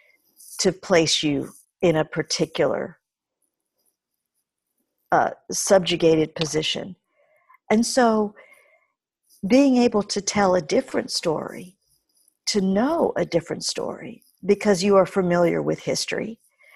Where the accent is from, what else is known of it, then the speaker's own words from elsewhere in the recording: Mississippi, United States; moved away; growing up in Mississippi in the early part of my life, with my mother's extended family